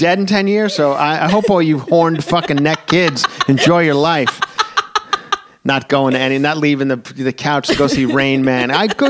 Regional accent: Long Island, New York, United States; I'm from Long Island

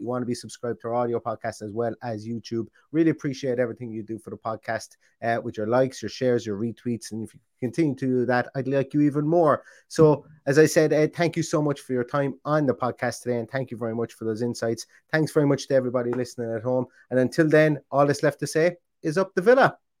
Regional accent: Ireland; I am Irish

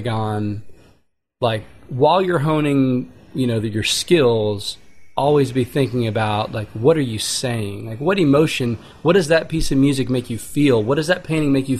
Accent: outside of Houston, Texas, United States; now in Austin, United States; growing up outside of Houston

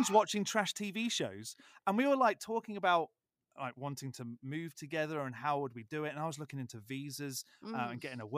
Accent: United Kingdom; moved away as an adult; now in United States; I'm British

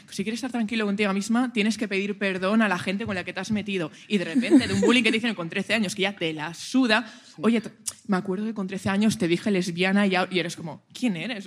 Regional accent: Valencia, Valencian Community, Spain; moved away as an adult; also born or lived in Germany; now in Barcelona, Spain; Soy de Valencia. Soy de Valencia

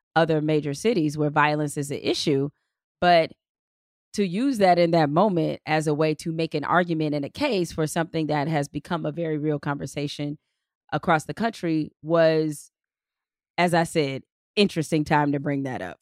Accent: Detroit, Michigan, United States; in Detroit. uh, in my hometown

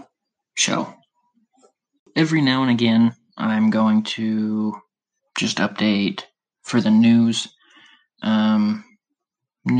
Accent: Utah, United States; I'm from Utah

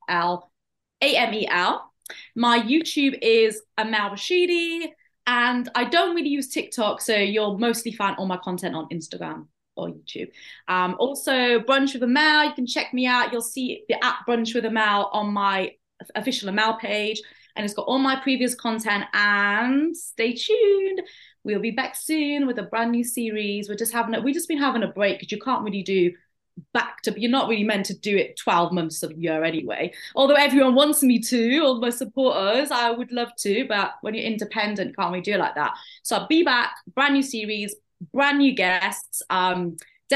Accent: Wales, United Kingdom; I'm originally from Wales

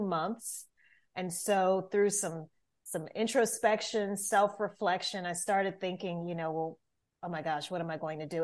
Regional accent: Louisiana, United States; moved away as an adult; now in Atlanta, United States; I'm originally from Louisiana

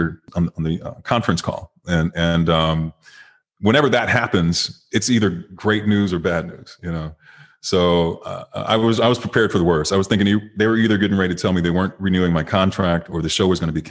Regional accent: Detroit, Michigan, United States; moved away; also born or lived in Chicago; I'm from Detroit

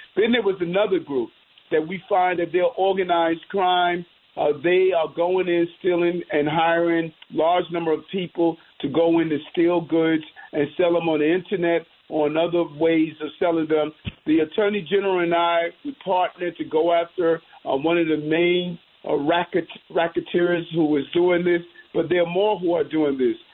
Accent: New York City, New York, United States; My dream of growing up in South Jamaica, Queens

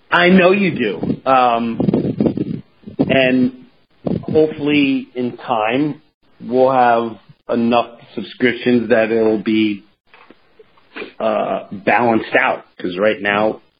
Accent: Long Island, New York, United States; I grew up in Long

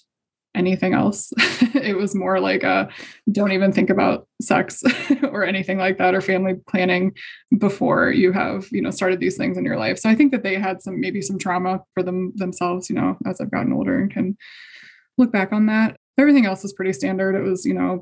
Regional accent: Indiana, United States; I'm from Indiana. So I grew up in a pretty conservative

